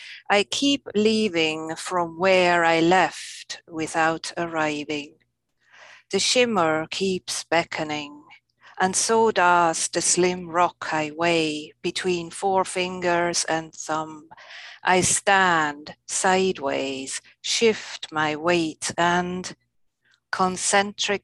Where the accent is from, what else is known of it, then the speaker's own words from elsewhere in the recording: Alsace, Grand Est, France; now in Maryland, United States; I grew up with a wide view of hills, the Alsace to be specific.